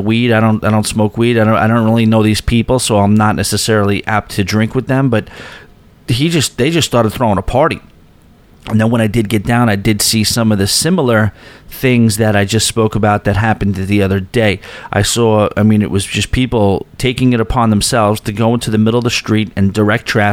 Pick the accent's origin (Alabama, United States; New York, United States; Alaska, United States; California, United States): New York, United States; East Rockaway; also born or lived in Astoria, New York; I go to my hometown of East Rockaway